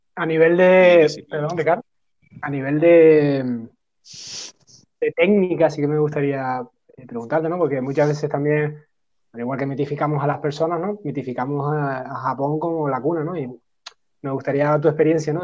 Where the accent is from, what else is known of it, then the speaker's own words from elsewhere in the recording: Spain; somos españoles, somos latinos